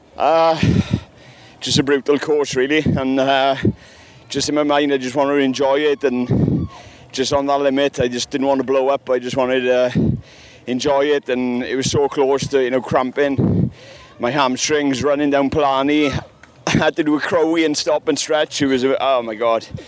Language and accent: English; Wales, United Kingdom; I'm from Wales